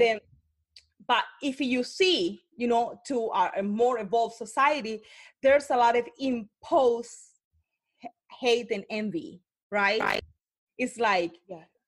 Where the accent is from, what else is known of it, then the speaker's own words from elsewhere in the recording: Cartagena, Bolívar, Colombia; English is a second language; moved away; I was born in Cartagena, Colombia, but when I grew up, I grew up in, the, in a really impacted area